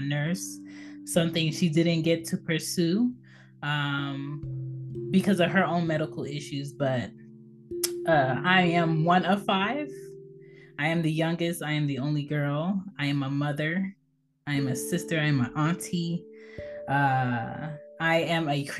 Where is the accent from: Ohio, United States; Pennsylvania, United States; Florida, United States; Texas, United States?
Pennsylvania, United States; Philadelphia; I was born in Philadelphia, PA, on the East Coast.